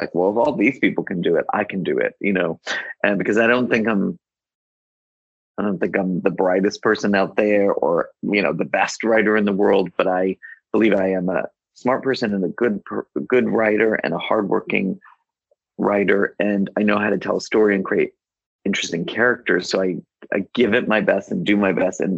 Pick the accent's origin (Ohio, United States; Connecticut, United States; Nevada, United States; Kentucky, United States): Connecticut, United States; I grew up in Connecticut